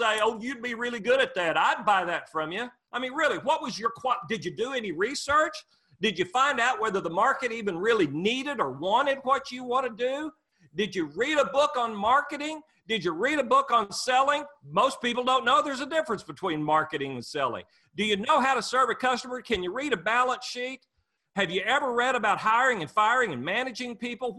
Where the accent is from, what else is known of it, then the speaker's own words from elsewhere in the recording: Muskogee, Oklahoma, United States; I grew up dirt poor in Muskogee, Oklahoma